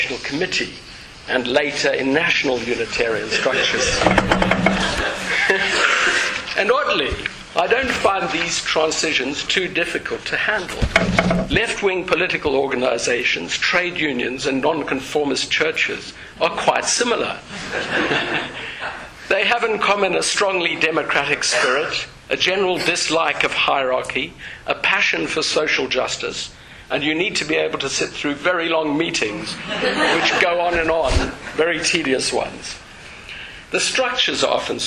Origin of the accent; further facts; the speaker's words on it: South Africa; moved away as an adult; also born or lived in Zimbabwe; now in United Kingdom; I was born in South Africa to socially aware parents who were not religious